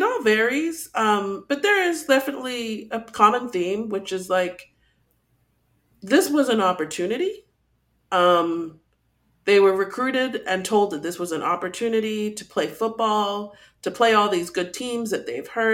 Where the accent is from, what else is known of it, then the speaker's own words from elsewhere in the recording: Texas, United States; I live in Texas, I grew up in Texas